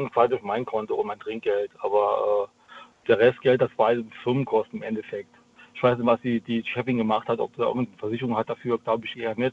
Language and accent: German; Saarland, Germany; Ich aus dem Saarland.